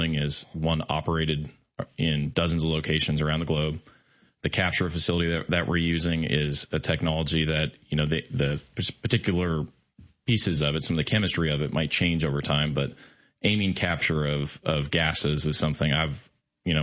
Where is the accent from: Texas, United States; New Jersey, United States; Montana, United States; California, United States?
Montana, United States; moved away; I'm originally from Montana, actually, from a small farming town as well